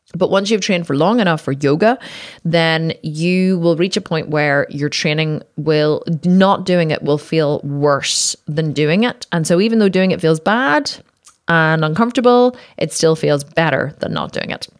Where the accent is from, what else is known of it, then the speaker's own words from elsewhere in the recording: Ireland; I'm Irish, we drink, you know, in Ireland, we were fucking born in pubs